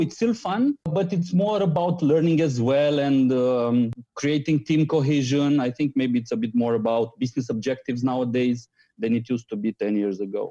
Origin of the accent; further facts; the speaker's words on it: Romania; I'm coming from Romania